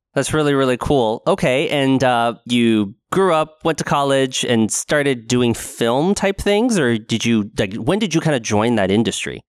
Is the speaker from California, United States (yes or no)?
no; West Linn, Oregon, United States; moved away; also born or lived in Honolulu, Hawaii; I grew up in West Lynn